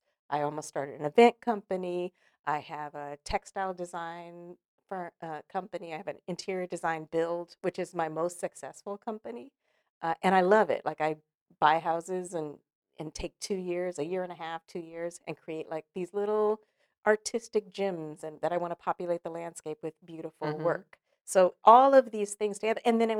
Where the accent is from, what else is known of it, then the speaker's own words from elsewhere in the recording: California, United States; now in Los Angeles, United States; So when I moved here to Los Angeles from Northern California, started my career as a young actress